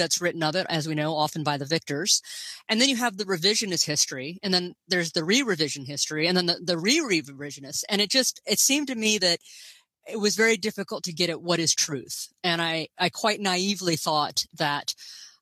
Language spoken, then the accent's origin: English; Gainesville, Florida, United States; moved away as an adult; also born or lived in Princeton / Paris / Chicago; I grew up in Gainesville, Florida, home of the Fighting Gators.